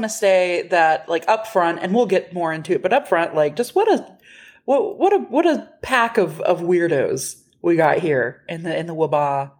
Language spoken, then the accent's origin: English; Texas, United States; we're from Texas, and we have been other places.